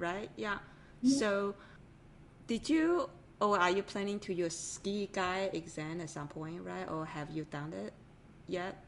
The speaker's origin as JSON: {"language": "English", "country": "Taiwan", "tie": "born or raised there", "moved": "yes", "said": "I grew up in an island from Taiwan originally."}